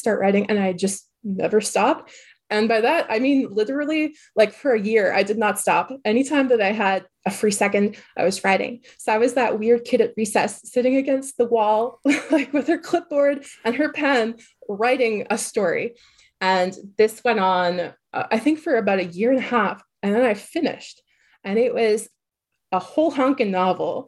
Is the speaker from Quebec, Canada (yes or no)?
yes; Quebec, Canada; moved away as an adult; now in United States; I'm from Quebec, which has a different school system that resembles like the French school system